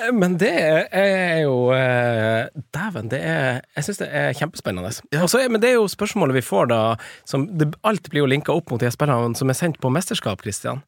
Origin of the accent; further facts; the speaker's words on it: Finnsnes, Troms, Norway; jeg er fra Finnsnes